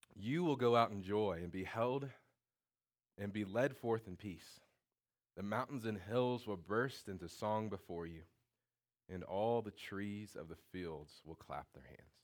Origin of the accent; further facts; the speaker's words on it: Indiana, United States; I'm from Indiana